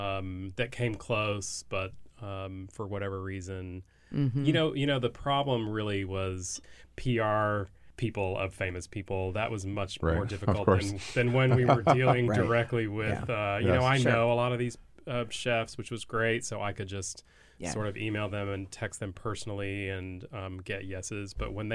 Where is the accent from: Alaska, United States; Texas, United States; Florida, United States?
Texas, United States; I grew up in Texas